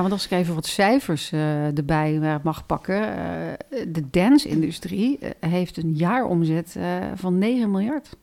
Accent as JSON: {"language": "Dutch", "country": "Netherlands", "said": "als Nederlanders"}